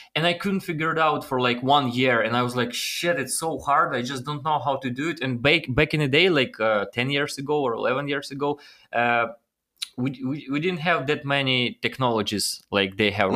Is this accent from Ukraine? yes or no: yes; Ukraine; English is a second language; moved away as an adult; also born or lived in Los Angeles, United States; it was my dream to come to United States from Ukraine.